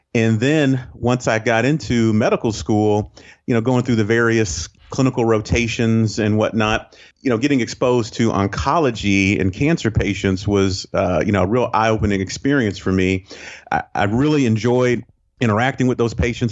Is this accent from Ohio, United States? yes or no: yes; Northeast Ohio, United States; moved away as an adult; now in Saint Simons Island, United States; I grew up actually in Ohio, um, uh, Northeast Ohio, and went to school in, in Cleveland